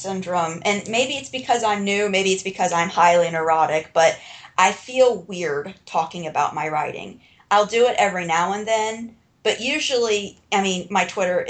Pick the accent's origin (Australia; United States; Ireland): Ireland; I'm Irish. And the rule with real Irish people is if there were no bad luck, we would have none.